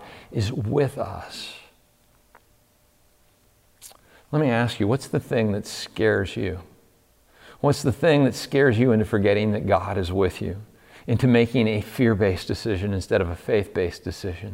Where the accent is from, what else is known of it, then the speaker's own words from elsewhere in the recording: Big Wheeling Creek, West Virginia, United States; I grew up on Big Wheeling Creek